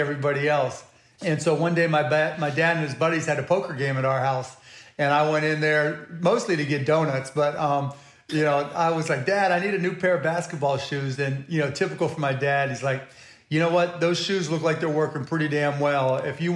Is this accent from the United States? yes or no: yes; Pittsburgh, Pennsylvania, United States; also born or lived in Scott Township, Pennsylvania / Mount Lebanon, Pennsylvania; I was born in Pittsburgh, Pennsylvania, Squirrel Hill, and then moved to Birdland and Scott Township, then Mount Lebanon